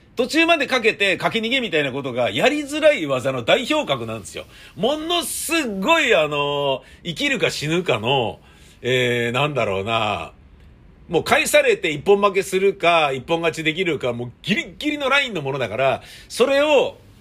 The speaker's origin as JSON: {"language": "Japanese", "region": "Tokyo", "country": "Japan", "said": "東京人としてもね。"}